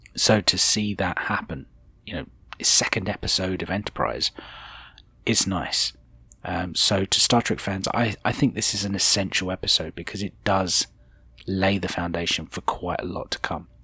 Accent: United Kingdom; speaking as a Brit

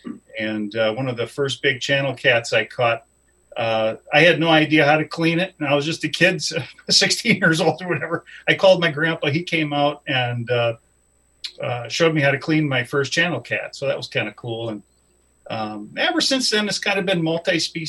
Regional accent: Chicago, Illinois, United States; moved away; I grew up in the Chicagoland area

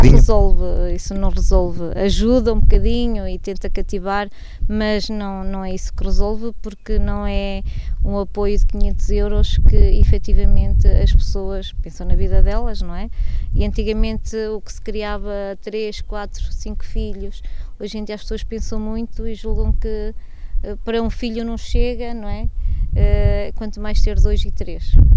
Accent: Pinhão, Norte, Portugal; pela minha terra

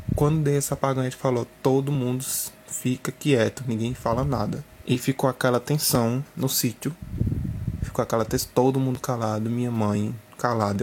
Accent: Campina Grande, Paraíba, Brazil; sou de Campina Grande, Paraíba

